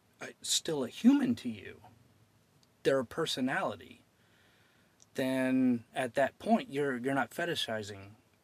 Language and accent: English; Alton, Illinois, United States; From Illinois.